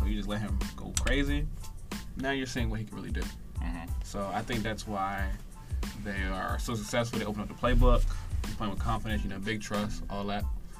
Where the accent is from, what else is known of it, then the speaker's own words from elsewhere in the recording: Baltimore, Maryland, United States; I'm from Baltimore.